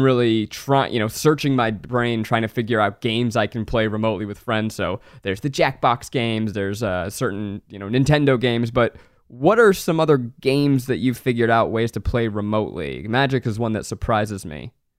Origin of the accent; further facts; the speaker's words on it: New York, United States; also born or lived in Boston; now in California, United States; I grew up in New York, and I, then I moved to Boston and then to California